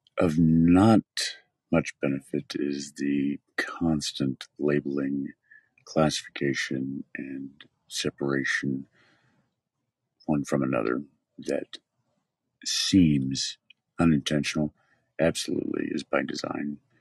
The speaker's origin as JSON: {"language": "English", "town": "Odessa", "region": "Texas", "country": "United States", "tie": "born or raised there", "said": "I'm a West Texas boy, born and raised in Odessa, Texas."}